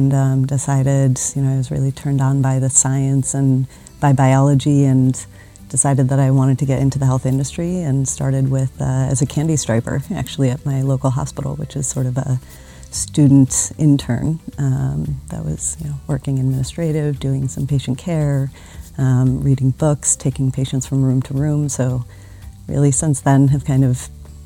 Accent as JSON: {"language": "English", "town": "Chicago", "region": "Illinois", "country": "United States", "moved": "as an adult", "lives_now": "Switzerland", "said": "I'm from Chicago originally"}